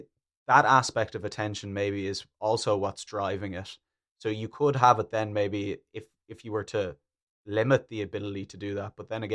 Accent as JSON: {"language": "English", "country": "Germany", "said": "I'm from Germany."}